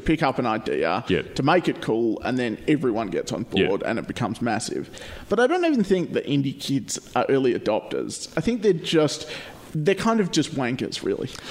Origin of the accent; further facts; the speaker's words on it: Perth, Western Australia, Australia; And I'm like, "Australia," and she's like, "Oh, which part of Australia?" And I'm like, oh, "Perth,"